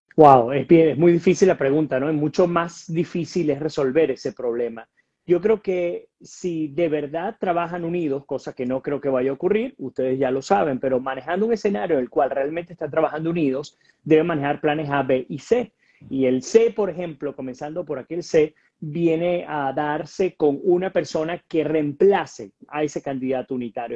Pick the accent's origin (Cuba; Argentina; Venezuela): Venezuela; nosotros como venezolanos